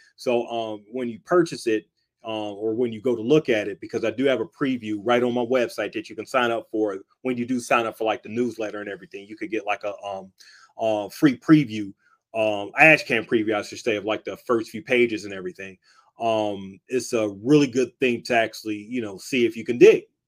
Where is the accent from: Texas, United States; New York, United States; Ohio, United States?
Ohio, United States; Cleveland; I'm from Cleveland, Ohio